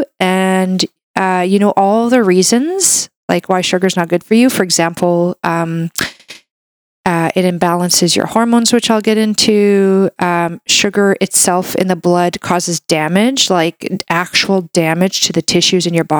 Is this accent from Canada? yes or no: yes; Canada; I'm a Canadian medical doctor